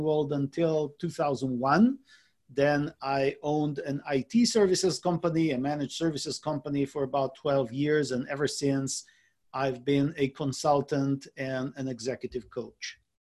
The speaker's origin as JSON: {"language": "English", "country": "Israel", "tie": "born or raised there", "moved": "as an adult", "lives_now": "San Diego, United States", "said": "I was born and raised in Israel. I lived in Israel uh, until I was about 35 years old."}